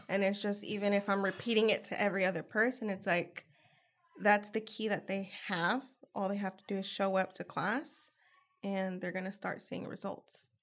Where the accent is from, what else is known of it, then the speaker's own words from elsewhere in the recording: San Jose, California, United States; moved away as an adult; now in Richmond, United States; I'm originally from San Jose, California